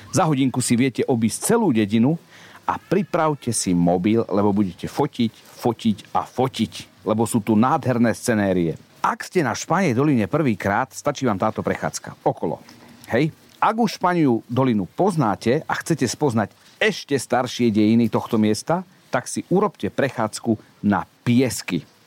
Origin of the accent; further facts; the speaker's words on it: Banská Bystrica, Banská Bystrica Region, Slovakia; ja nie som normálny Bystričan